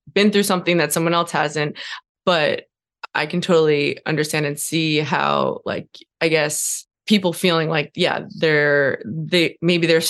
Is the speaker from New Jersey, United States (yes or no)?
no; New York, United States; moved away as an adult; now in Montana, United States; I'm from New York